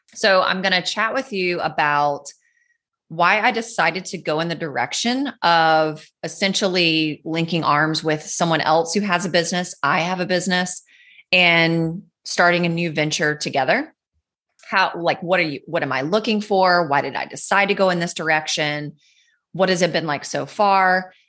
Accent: North Carolina, United States; Where I grew up in North Carolina, there's the Blue Ridge Parkway

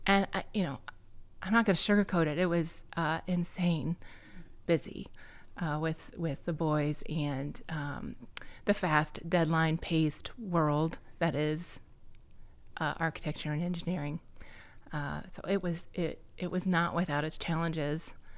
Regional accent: Bettendorf, Iowa, United States; I'm an Iowa native. Uh, I was raised in the Quad Cities

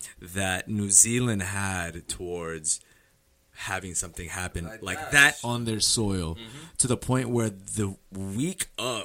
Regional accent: United States; we're American, right?

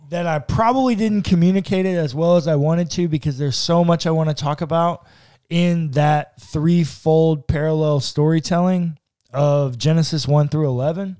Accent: Texas, United States; We're from Texas

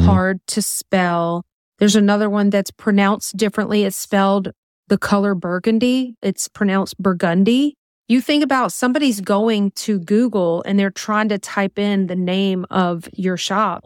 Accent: Louisiana, United States; we're from Louisiana

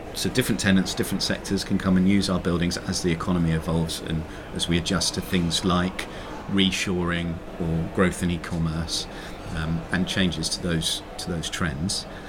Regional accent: London, United Kingdom; I grew up in South London, in and around these areas

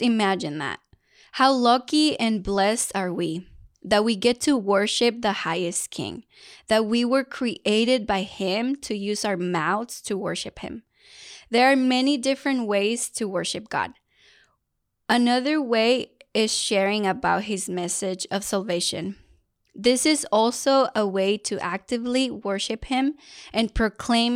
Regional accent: Mexico; first language Spanish; English is a second language; moved away; I was blessed to be born in Mexico and to have Spanish as my first language.

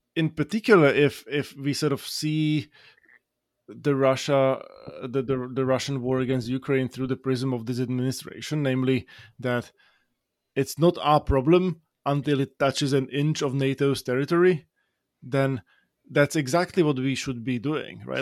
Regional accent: Slovakia; now in United States; Slovakia, in my home country

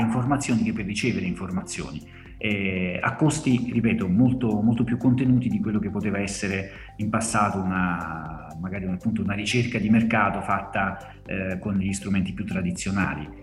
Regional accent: Salerno, Campania, Italy; sono eh, campano di Salerno, quindi lavoro per un'azienda della mia, della mia terra

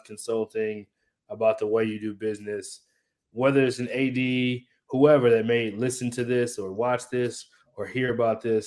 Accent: Michigan, United States; moved away; also born or lived in Dallas; I grew up in Michigan

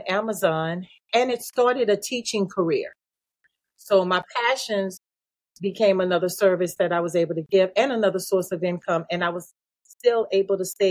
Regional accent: New Orleans, Louisiana, United States; also born or lived in Georgia; I'm from New Orleans. Evacuated to Georgia

